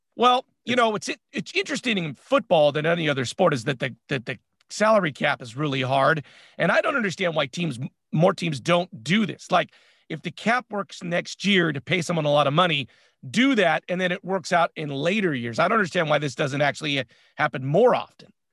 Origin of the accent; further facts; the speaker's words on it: San Francisco, California, United States; We're from San Francisco